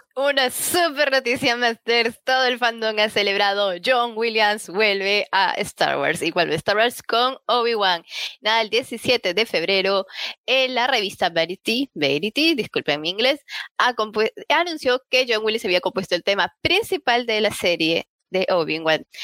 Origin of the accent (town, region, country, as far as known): Peru